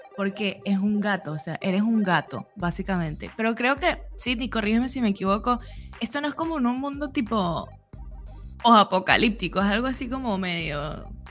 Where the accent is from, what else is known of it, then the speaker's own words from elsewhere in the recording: Venezuela; now in Argentina; somos venezolanos todos